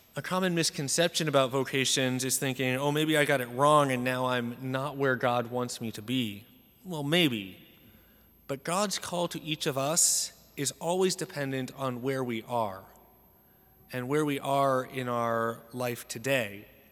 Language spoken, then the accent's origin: English; Salem, United States; I grew up in Salem, attending Saint Joseph's Church, and it's the biggest parish in our diocese